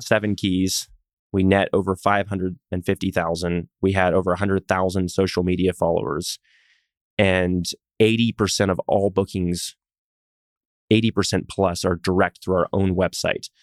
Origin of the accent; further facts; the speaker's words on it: Texas, United States; also born or lived in Pacific Northwest; I'm a Texan